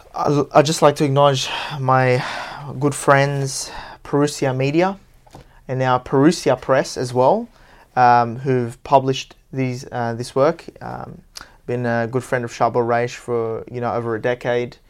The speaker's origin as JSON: {"language": "English", "town": "Parramatta", "region": "New South Wales", "country": "Australia", "tie": "born or raised there", "said": "Parramatta, my hometown"}